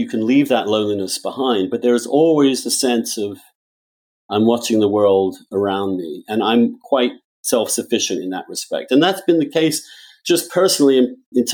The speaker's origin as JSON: {"language": "English", "region": "England", "country": "United Kingdom", "moved": "yes", "lives_now": "United States", "said": "In America, I'm English. In England, I was Catholic"}